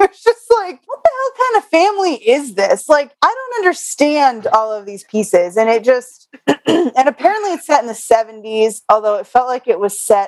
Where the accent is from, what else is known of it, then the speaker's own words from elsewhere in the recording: Connecticut, United States; I knew plenty of kids growing up in Connecticut